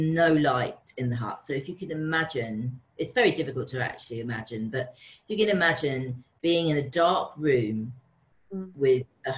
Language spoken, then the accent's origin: English; London, United Kingdom; And I'm from London, so I've always had this little bit of a disconnect living in London because it's such a busy city